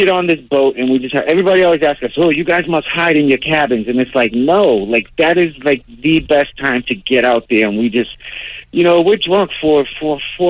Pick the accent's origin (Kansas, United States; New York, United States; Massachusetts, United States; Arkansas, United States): Massachusetts, United States; Boston; growing up in Dorchester